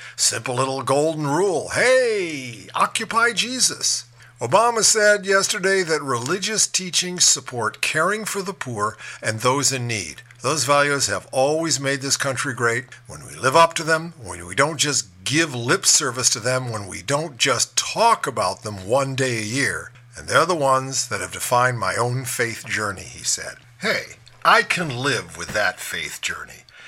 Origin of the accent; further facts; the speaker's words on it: Ohio, United States; the crucial swing state of Ohio, my home state